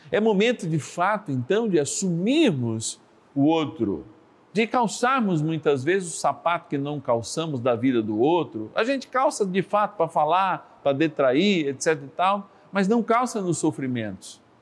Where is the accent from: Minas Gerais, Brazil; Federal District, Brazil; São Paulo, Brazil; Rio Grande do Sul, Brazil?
São Paulo, Brazil; Eu que sou paulistano